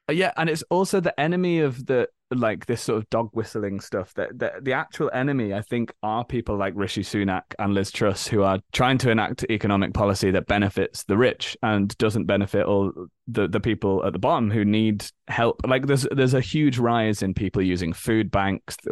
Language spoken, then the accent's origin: English; Leeds, Yorkshire and the Humber, United Kingdom; moved away as an adult; now in London, United Kingdom; I grew up in Leeds in the north of England.